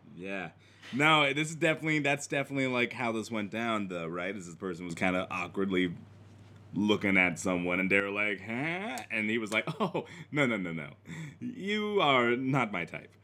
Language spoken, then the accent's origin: English; Midwest, United States; accent: Midwest; this is my Midwest accent